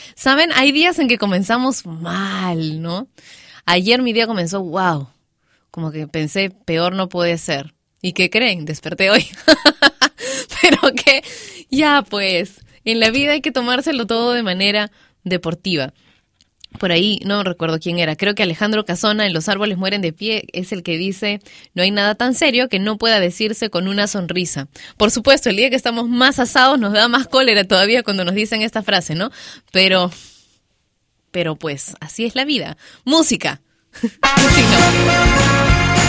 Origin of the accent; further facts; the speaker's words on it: Peru; en mi país lo ha sido, Perú